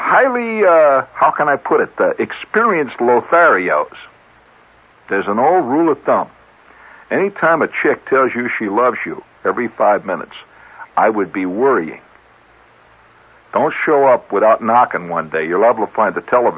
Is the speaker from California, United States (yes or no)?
no; New York, United States; also born or lived in Chicago; as a New Yorker